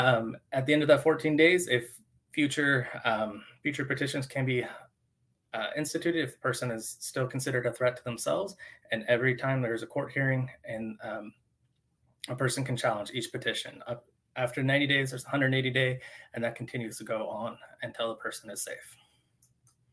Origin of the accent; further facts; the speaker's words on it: Eastern Washington, United States; moved away; I was originally from Eastern Washington and I moved across the state